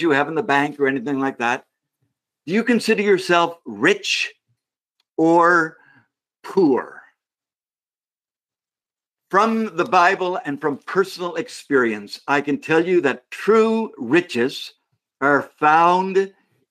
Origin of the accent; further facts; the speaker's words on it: Canada; me being a Canadian.